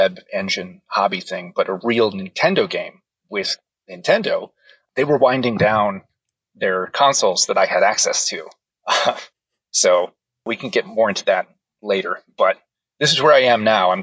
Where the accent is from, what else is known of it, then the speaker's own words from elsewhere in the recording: Seattle, Washington, United States; also born or lived in Hawaii; I grew up in Seattle